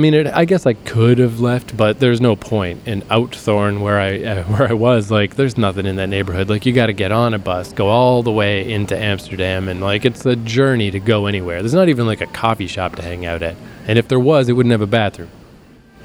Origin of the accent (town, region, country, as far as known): Fredericton, New Brunswick, Canada; born or raised there